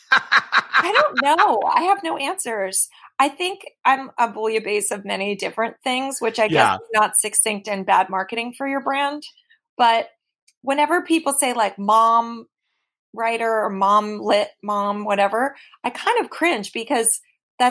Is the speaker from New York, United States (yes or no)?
yes; New York City, New York, United States; I'm from the Upper East Side